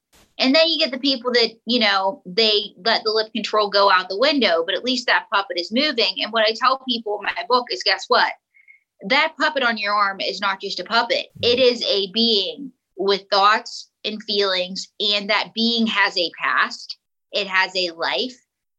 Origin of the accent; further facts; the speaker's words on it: Pittsburgh, Pennsylvania, United States; I was born somewhere. And I have the accent that I do because I grew up in Pittsburgh.